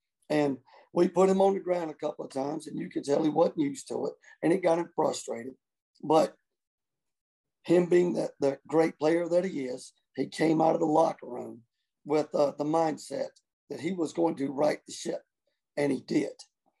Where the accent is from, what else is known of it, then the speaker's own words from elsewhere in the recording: Newberry, South Carolina, United States; that nobody knows where Newberry even, where we're from.